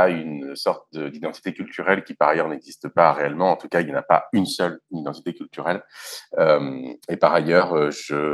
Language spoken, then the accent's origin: French; France; also born or lived in London / Middle East / Algeria; je suis né à Londres, j'ai passé du temps en partie au Moyen-Orient, en partie en Algérie, jusqu'à ce que la guerre, enfin ce qui a été appelé la guerre civile ou la décennie noire pendant les années 90 commence et qui a poussé mes parents à, immigrer en France où j'ai aussi grandi